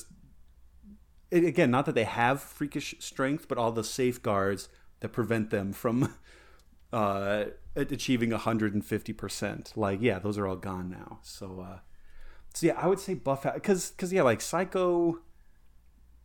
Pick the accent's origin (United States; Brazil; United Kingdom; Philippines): United States; Colorado; now in Ohio, United States; growing up in Colorado, I never really considered that to be West, but then it came out over here to Ohio